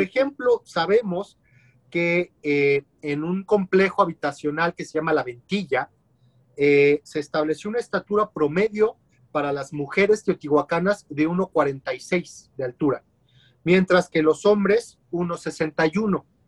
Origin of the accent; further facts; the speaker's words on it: Mexico; como mexicanos